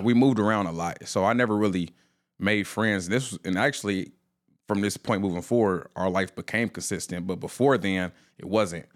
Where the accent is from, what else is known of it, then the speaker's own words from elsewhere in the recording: Indianapolis, Indiana, United States; born and raised in Indianapolis, Indiana